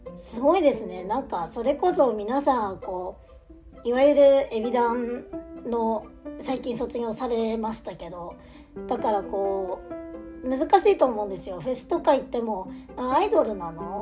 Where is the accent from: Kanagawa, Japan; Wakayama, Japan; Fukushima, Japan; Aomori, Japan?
Aomori, Japan; moved away; 地元青森にいた頃はですね青森に芸能人が来るっていうのがねそもそもめっちゃ珍しかった